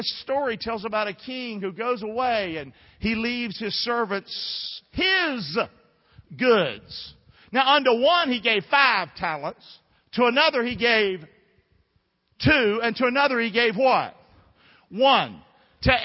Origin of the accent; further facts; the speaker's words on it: Rockingham, North Carolina, United States; Some of y'all grew up in the big city. I grew up in Rockingham. We're just different people.